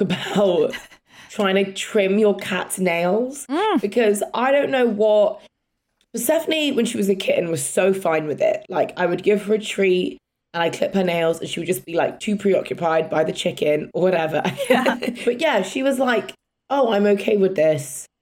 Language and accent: English; England, United Kingdom; accent: English; my English accent.